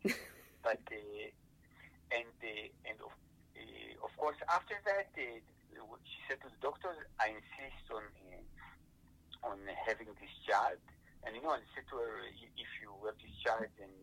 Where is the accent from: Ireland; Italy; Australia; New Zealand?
Italy; I grew up in Italy, you know, in elementary school